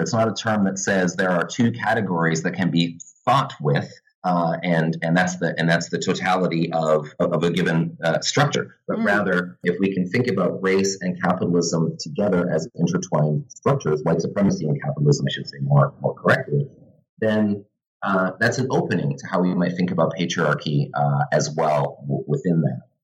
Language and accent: English; Vancouver, British Columbia, Canada; also born or lived in Santa Barbara, California; now in Halifax, Canada; I'm originally from Vancouver, but now uh, I teach in the history department at St. Mary's University uh, in Halifax